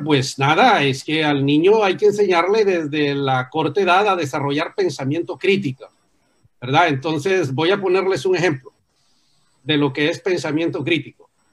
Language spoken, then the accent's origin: Spanish; Tegucigalpa, Francisco Morazán, Honduras; yo nací en Teusigalpa, pero mis raíces están en Santa Bárbara